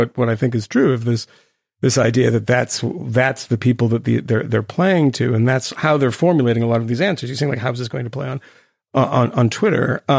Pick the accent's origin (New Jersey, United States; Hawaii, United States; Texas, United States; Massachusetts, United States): Massachusetts, United States; Concord; my hometown, for instance, Concord